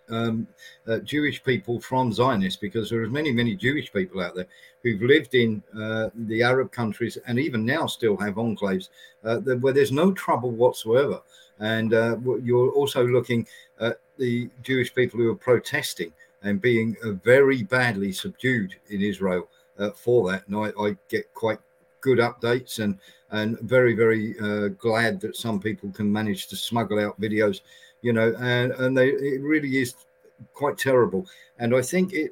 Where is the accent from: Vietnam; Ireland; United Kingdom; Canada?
United Kingdom; we did as a British nation